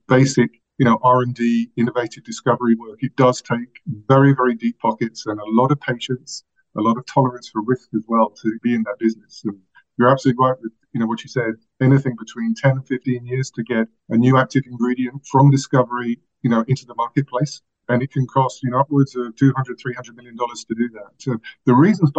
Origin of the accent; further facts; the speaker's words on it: London, United Kingdom; moved away as an adult; also born or lived in France; now in Chapel Hill, United States; I'm actually from London. You can probably tell from the accent.